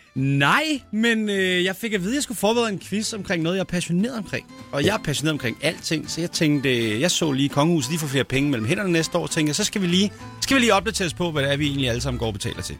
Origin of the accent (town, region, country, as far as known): Næstved, Zealand, Denmark; moved away